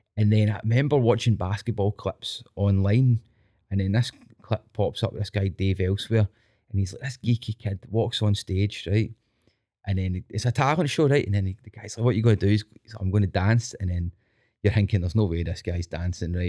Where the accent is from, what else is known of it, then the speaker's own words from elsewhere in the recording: Scotland, United Kingdom; being Scottish, right, and then I think we're quite a, an earthy people, Scottish people